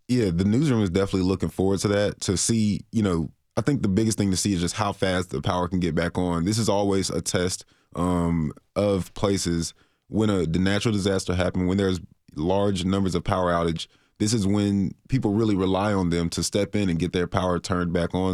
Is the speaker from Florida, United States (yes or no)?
yes; Florida, United States; moved away; I'm from Florida